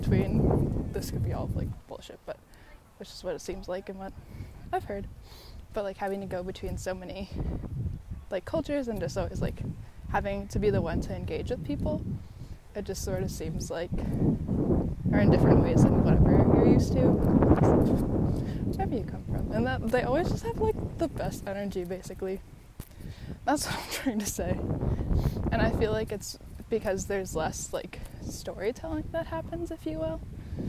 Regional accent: San Diego, California, United States; even though I'm from San Diego, never in my life have I ever had this

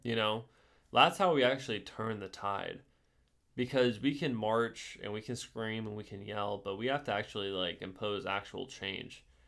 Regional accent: United States

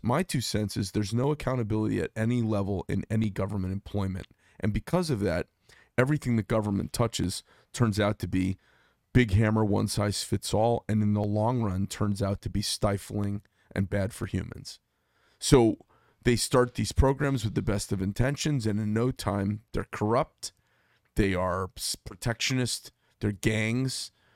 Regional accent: Arizona, United States; natives from here like myself.

